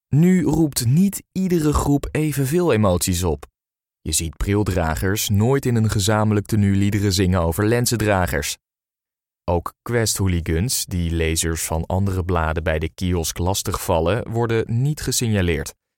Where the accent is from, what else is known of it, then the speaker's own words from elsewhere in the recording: Netherlands; Als Nederlanders